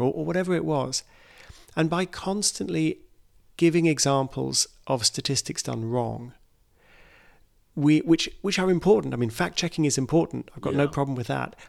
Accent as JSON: {"language": "English", "country": "United Kingdom", "said": "my home country, the UK"}